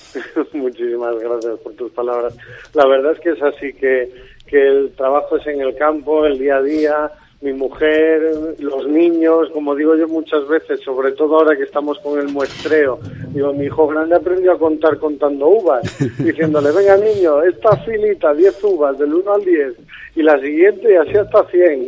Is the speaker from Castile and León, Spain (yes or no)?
yes; Cacabelos, Castile and León, Spain; moved away as an adult; now in La Palma del Condado, Spain; yo soy berciano de un pueblo que se llama Cacabelos